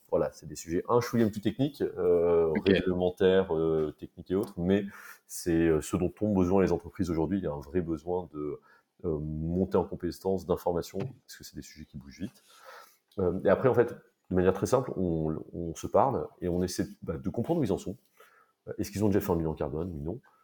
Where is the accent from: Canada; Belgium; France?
France; Paris, Île-de-France; j'ai grandi et vécu à Paris toute ma vie